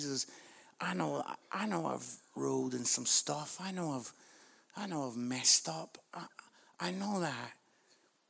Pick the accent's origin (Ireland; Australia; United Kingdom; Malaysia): United Kingdom; we're British